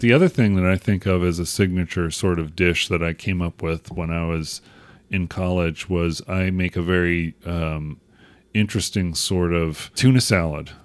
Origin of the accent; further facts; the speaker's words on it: United States; accent: American; my silly American accent